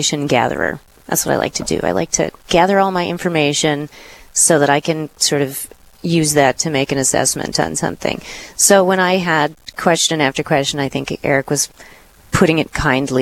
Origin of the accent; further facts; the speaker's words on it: Duluth, Minnesota, United States; also born or lived in Fargo; I was raised in Duluth and so have lived here all my life